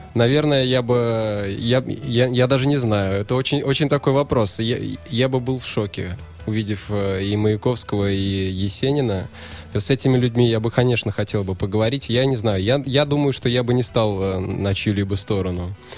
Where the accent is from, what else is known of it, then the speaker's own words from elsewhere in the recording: Bashkortostan, Russia; moved away as an adult; now in Saint Petersburg, Russia; сам я приехал в прошлом году из Башкирии, угу. с родины